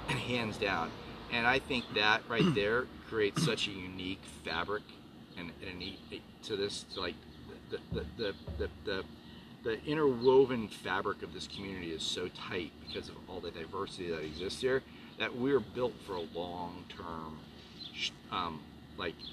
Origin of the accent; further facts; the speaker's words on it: New York City, New York, United States; now in Houston, United States; Being a New Yorker